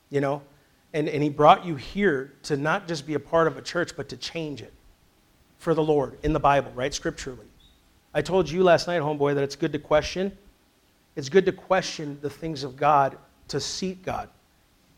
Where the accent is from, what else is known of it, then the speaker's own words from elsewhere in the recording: Sleepy Eye, Minnesota, United States; moved away; I grew up in Sleepy Eye, Minnesota, Little House on the Prairie.